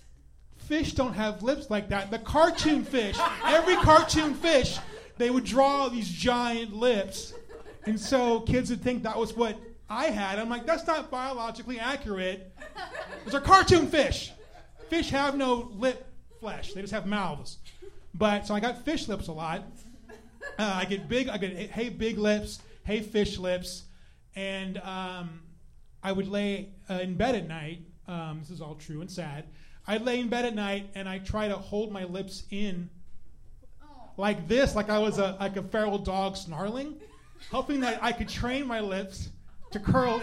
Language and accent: English; San Antonio, Texas, United States; I'm from San Antonio, the countdown, Alamo City